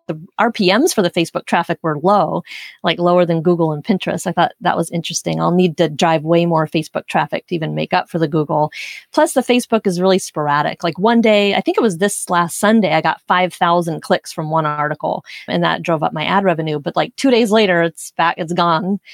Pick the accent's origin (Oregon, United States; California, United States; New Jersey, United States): Oregon, United States; Portland; moved away; I grew up in Portland, Oregon